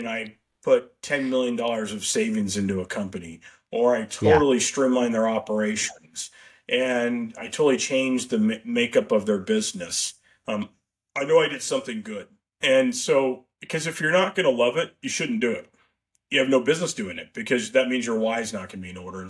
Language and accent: English; Tucson, Arizona, United States; my growing up in Tucson, hence you and I went to University of Arizona, my old stomping grounds